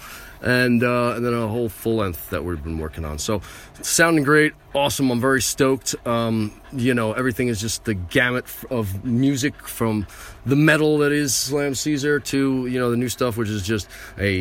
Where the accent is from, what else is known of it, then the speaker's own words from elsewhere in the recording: United States; I am an American